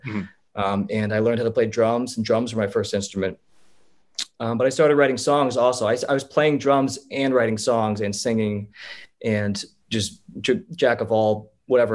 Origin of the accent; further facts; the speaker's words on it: Holland Township, New Jersey, United States; I am from a small town called Holland Township, which is in Milford, New Jersey, which is near Clinton, New Jersey.